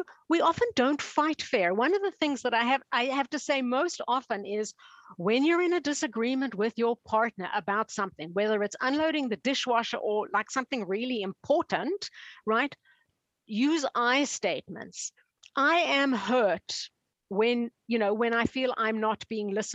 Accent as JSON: {"language": "English", "country": "Canada", "said": "I'm from Canada"}